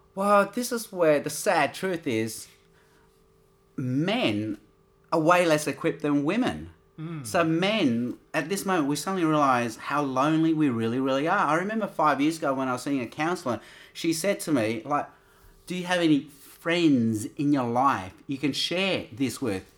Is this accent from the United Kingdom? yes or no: no; Australia; I'm Australian.